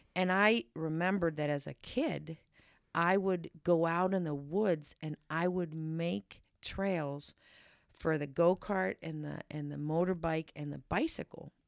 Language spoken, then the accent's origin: English; Pittsburgh, Pennsylvania, United States; moved away; my hometown in Pittsburgh